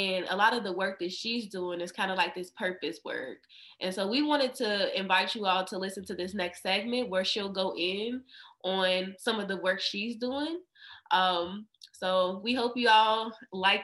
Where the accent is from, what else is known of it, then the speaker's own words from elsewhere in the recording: Kentucky, United States; now in California, United States; I'm from Kentucky